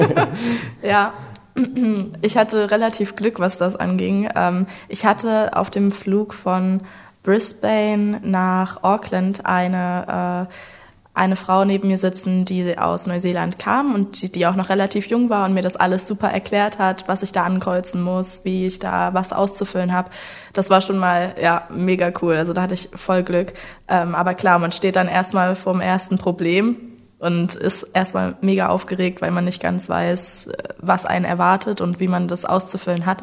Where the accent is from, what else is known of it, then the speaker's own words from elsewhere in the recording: Leipzig, Saxony, Germany; moved away as an adult; also born or lived in New Zealand; geboren und aufgewachsen in Leipzig